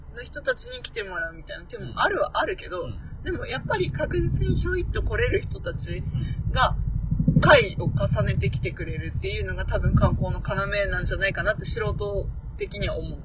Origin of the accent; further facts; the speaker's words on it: Akita, Japan; moved away; 大体私の地元、秋田